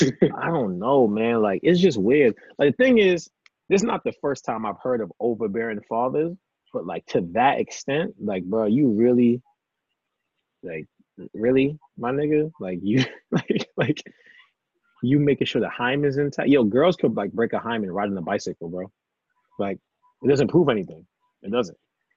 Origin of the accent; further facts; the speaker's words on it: Maryland, United States; So Mr. Harris, I reside in Maryland, Maryland. That's where I'm from.